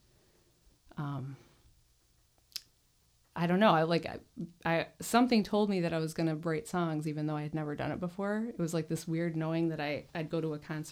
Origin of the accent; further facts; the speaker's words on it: Pinckney, Michigan, United States; also born or lived in Garden City, Michigan / Ann Arbor/Ypsilanti; I was born in Garden City on the over on the east side, but did most of my growing up in Pinckney, small town